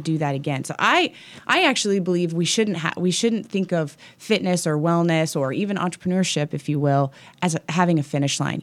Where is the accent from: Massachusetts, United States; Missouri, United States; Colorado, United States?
Missouri, United States; Kansas City; also born or lived in West Coast; now in Kansas City, United States; I grew up in Kansas City